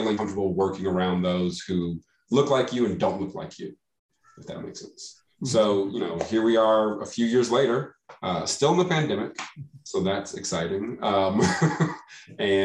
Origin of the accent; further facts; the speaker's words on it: Dallas, Texas, United States; now in Albuquerque, United States; I am originally from Dallas, Texas, currently residing in Albuquerque, New Mexico